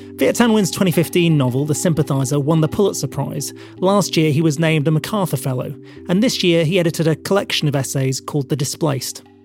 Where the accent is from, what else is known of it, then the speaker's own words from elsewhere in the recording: Burnley, North West England, United Kingdom; from the north of England, from a town called Burnley